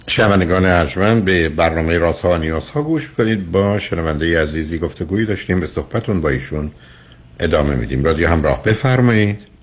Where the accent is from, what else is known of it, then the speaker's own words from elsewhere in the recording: Iran; ما ایرانی هستیم